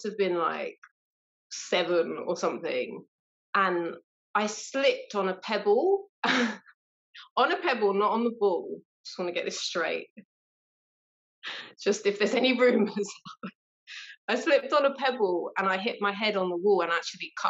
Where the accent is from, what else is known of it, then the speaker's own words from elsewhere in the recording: London, United Kingdom; I'm from South East London